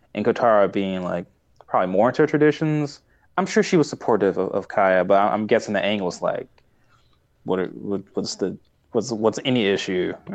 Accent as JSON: {"language": "English", "town": "Tulsa", "region": "Oklahoma", "country": "United States", "said": "I'm from Tulsa"}